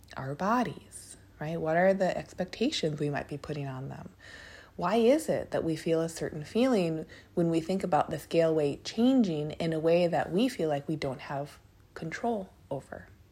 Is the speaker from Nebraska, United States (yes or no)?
no; Minneapolis, Minnesota, United States; now in Portland, United States; I'm from Minneapolis, a lot of us who live in or grew up around Minneapolis